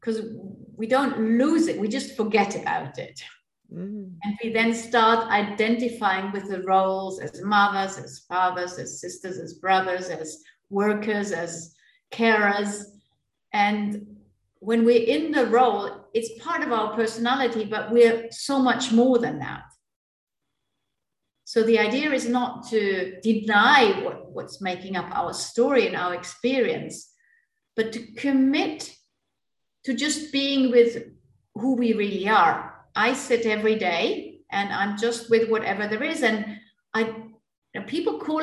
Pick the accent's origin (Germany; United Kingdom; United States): Germany; moved away; also born or lived in India; I grew up in my native Germany.